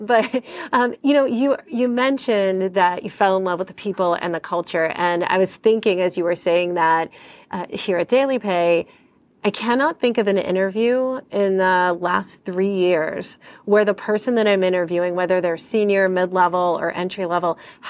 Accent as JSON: {"language": "English", "town": "Pittsburgh", "region": "Pennsylvania", "country": "United States", "tie": "born or raised there", "also_born_or_lived": "New Jersey / New York", "said": "I grew up in Pittsburgh, New Jersey, and New York and never came in front of a Del Taco."}